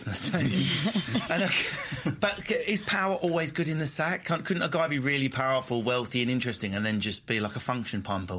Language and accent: English; Isle of Man; I'm from the Isle of Man. It counts.